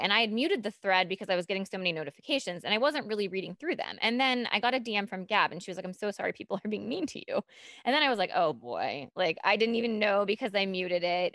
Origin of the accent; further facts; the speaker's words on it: Appalachia, United States; I'm from the Appalachia. I got a scholarship for living in the area